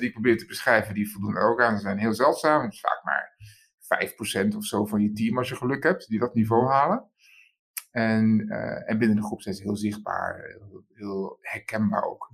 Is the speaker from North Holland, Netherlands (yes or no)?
yes; Amsterdam, North Holland, Netherlands; geboren in Amsterdam